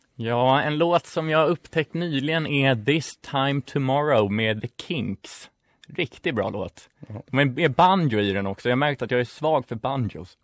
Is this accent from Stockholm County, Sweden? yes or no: yes; Stockholm, Stockholm County, Sweden; moved away as an adult; also born or lived in Uppsala; Jag kommer också från Stockholm, från innerstan, eh, både Vasastan och Kungsholmen.